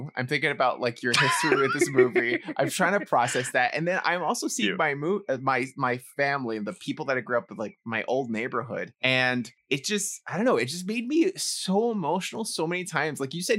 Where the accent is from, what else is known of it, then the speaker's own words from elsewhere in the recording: New York City, New York, United States; growing up in New York City, I grew up in the Bronx and a very similar community, very similar atmosphere.